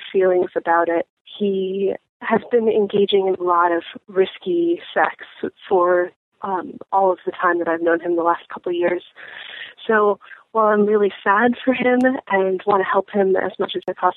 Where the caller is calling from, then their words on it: Philadelphia, Pennsylvania, United States; I'm calling you from Philadelphia